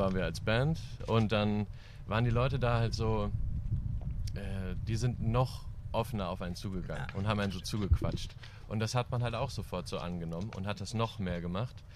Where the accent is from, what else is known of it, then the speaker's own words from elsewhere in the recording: East Frisia, Lower Saxony, Germany; now in Cologne, Germany; ich komme ja so aus Ostfriesland